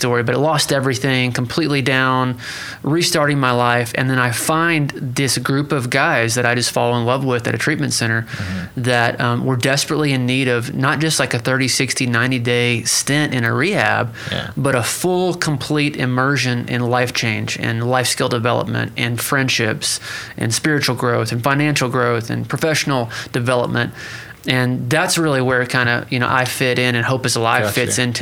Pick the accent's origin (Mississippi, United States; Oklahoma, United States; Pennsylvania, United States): Oklahoma, United States; Pryor Creek; I come from Prior Creek, Oklahoma